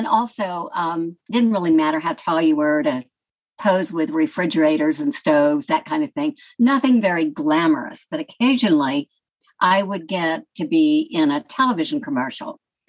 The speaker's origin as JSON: {"language": "English", "region": "Georgia", "country": "United States", "tie": "born or raised there", "accent": "Southern", "said": "I had a very Southern accent at that time, growing up near Atlanta, with a little bit of the Tennessee twang."}